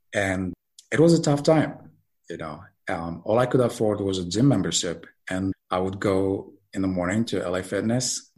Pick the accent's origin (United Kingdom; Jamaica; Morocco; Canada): Morocco; moved away as an adult; now in United States; I'm originally from Morocco